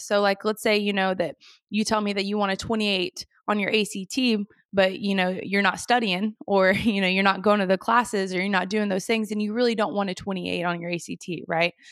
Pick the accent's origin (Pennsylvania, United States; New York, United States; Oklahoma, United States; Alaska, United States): Oklahoma, United States; Moore; born and raised in Moore, Oklahoma